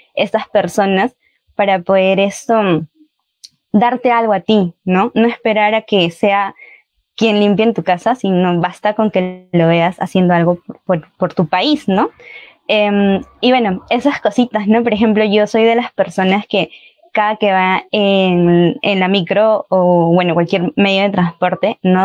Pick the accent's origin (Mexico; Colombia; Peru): Peru; also born or lived in Chile